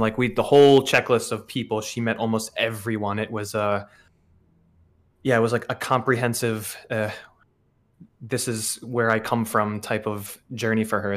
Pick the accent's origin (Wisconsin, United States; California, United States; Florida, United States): Wisconsin, United States; growing up in Wisconsin